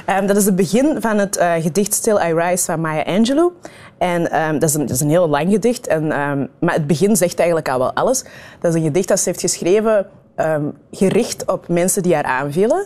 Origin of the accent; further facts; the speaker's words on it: Kempen, Flanders, Belgium; also born or lived in Rwanda / Turnhout; En dan zijn wij verhuisd naar Turnhouten. dat is dan 15 kilometer verder van het dorpje waar ik ben opgegroeid